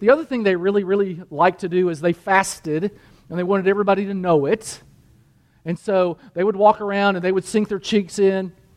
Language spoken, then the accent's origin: English; United States; I'm a Christian and I'm an American